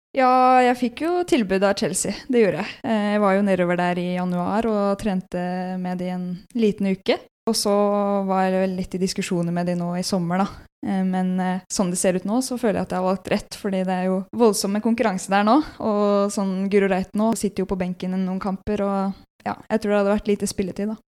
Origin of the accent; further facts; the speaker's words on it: Elverum, Innlandet, Norway; moved away as an adult; also born or lived in Ottestad; now in Trondheim, Norway; Jeg er født på Elverum